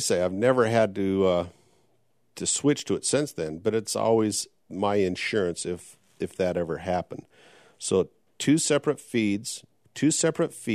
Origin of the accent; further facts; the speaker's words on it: Logan, Utah, United States; my longtime friend I grew up with in Logan, Utah